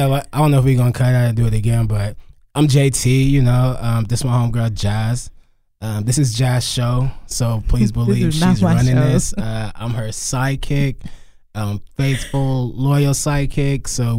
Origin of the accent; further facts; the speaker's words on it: Los Angeles, California, United States; I'm from Los Angeles, California.